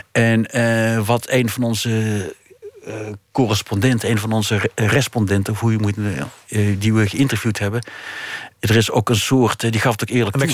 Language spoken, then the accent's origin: Dutch; North Brabant, Netherlands; als Brabander